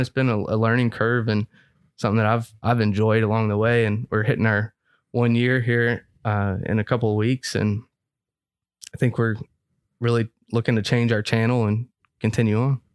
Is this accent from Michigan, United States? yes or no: no; Frankfort, Kentucky, United States; moved away; I'm from Frankfurt